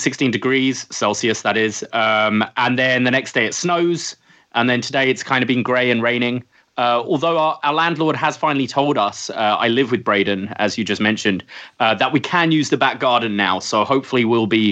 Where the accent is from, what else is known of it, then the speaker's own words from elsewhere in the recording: United Kingdom; now in Canada; as you can hear from my accent, I'm from the UK.